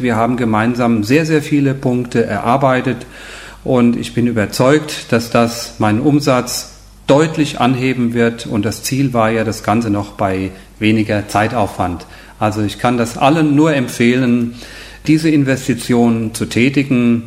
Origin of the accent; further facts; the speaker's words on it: near Koblenz, Rhineland-Palatinate, Germany; Ich komme aus Deutschland, aus der Nähe von Koblenz, dort wo Rhein und Mosel zusammenfließen.